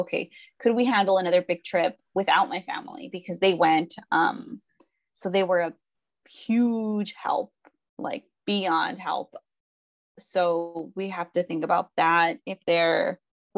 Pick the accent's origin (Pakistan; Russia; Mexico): Mexico; where we're from Mexico, it's like a smaller pueblo.